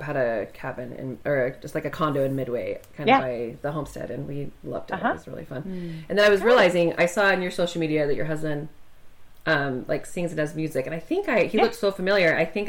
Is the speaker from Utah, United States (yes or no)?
yes; Stansbury Park, Utah, United States; I lived in, like, the Stansbury Park. It's a very small community. There wasn't stoplights or lots of cars